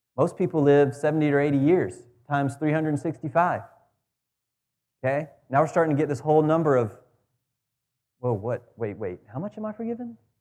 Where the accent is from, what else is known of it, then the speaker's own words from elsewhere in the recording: United States; as an American